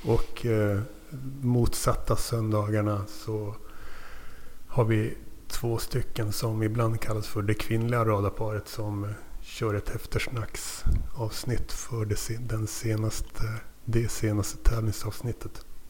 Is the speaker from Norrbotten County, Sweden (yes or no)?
yes; Luleå, Norrbotten County, Sweden; moved away as an adult; also born or lived in Tumba, Stockholm; Född i Tumba i Stockholmsrådet men flyttade till Luleå när jag var tre. Sen flyttade därifrån 99 när jag var 19. Men uppväxt mm, i Luleå